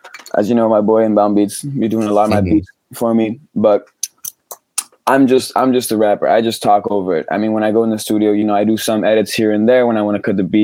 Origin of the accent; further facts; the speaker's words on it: near Geneva, Switzerland; I grew up in Switzerland, which is in the French speaking part of Switzerland, by Geneva